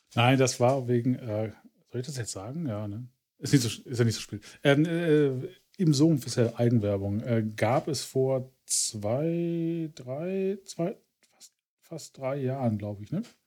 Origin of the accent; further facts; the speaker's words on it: Ruhr area, North Rhine-Westphalia, Germany; ich komme aus dem Ruhrgebiet